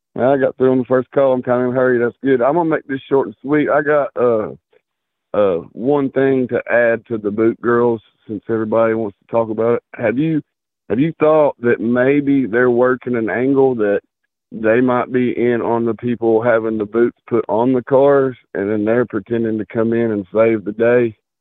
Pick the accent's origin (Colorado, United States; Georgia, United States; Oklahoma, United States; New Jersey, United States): Georgia, United States; outside Atlanta; I grew up not necessarily in Atlanta, but right outside of Atlanta